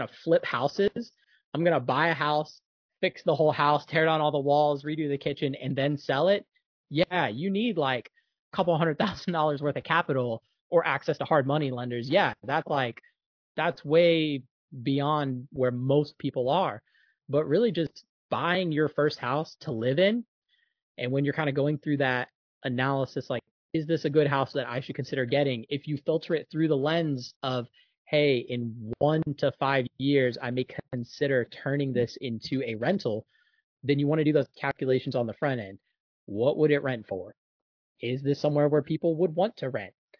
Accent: Jacksonville, Florida, United States; my hometown is Jacksonville, Florida

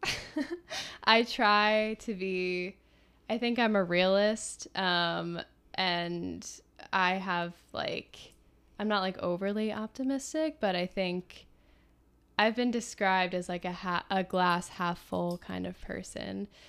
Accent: Philadelphia, Pennsylvania, United States; I'm from Philly

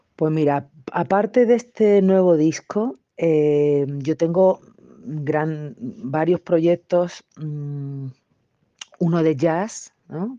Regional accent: Seville, Andalusia, Spain; moved away as an adult; also born or lived in California / Brazil; soy sevillana

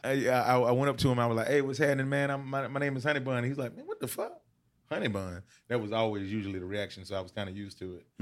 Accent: Decatur, Georgia, United States; also born or lived in Albany, Georgia; when I was seven, I moved to, uh, Atlanta, Decatur

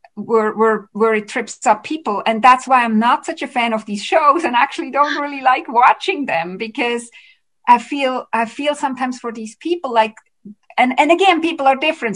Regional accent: Switzerland; also born or lived in Vancouver, Canada; now in Canada; so I live in Canada, but I'm originally from Switzerland

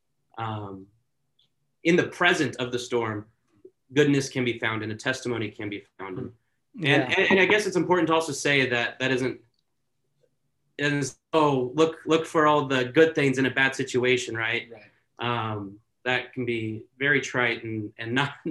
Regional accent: Santa Clarita, California, United States; moved away as an adult; also born or lived in Oregon; born and raised in Southern California in Santa Clarita

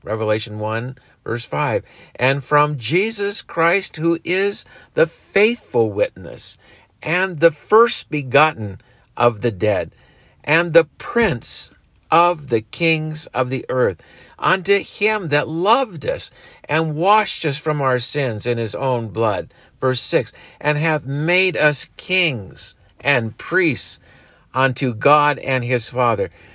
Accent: United States; we as Americans

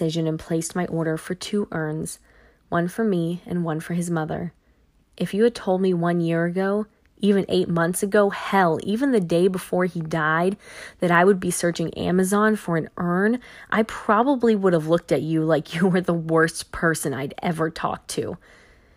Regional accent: Fredericksburg, Virginia, United States; moved away as an adult; also born or lived in Milwaukee, Wisconsin; now in Fredericksburg, United States; moved in with my parents in Fredericksburg, Virginia, my hometown

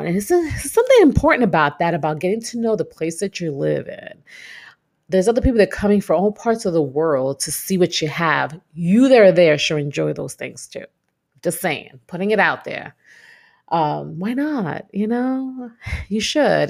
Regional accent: New York City, New York, United States; moved away as an adult; now in Texas, United States; I'm that Brooklyn girl.

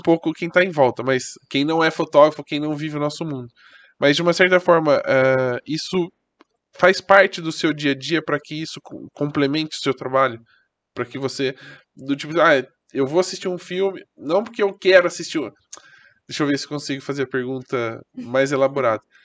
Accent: Brazil; eu sou do Brasil

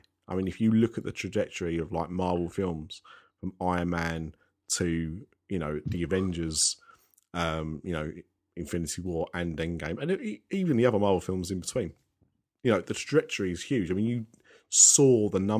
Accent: United Kingdom; as a Brit

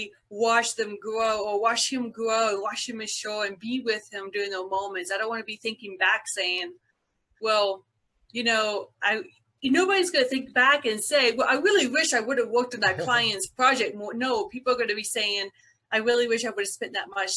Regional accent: Byron, Georgia, United States; I was born and raised in a little town called Byron, Georgia, about a couple hours south of Atlanta, Georgia

